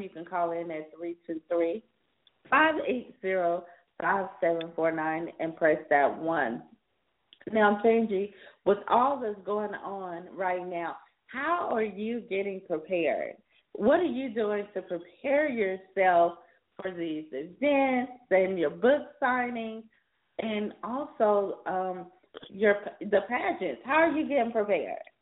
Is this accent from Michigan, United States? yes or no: no; South Carolina, United States; now in Los Angeles, United States; from my home state of South Carolina